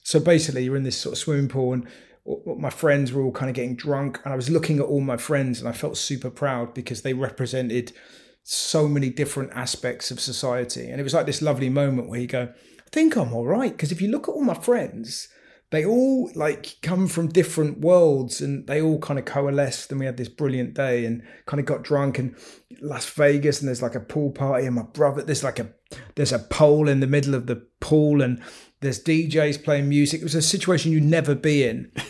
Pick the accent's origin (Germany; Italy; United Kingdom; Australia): United Kingdom; South West England; moved away; I always feel like the Southwest is my home